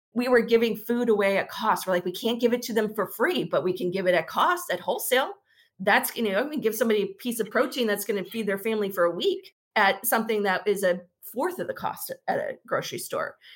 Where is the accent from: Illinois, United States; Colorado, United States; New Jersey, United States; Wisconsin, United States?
Illinois, United States; suburbs of Chicago; now in Dallas, United States; I grew up in the Midwest, suburbs of Chicago